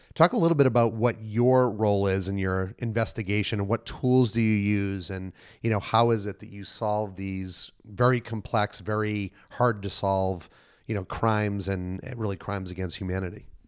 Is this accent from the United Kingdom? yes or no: no; Boston, Massachusetts, United States; moved away; I'm from Boston originally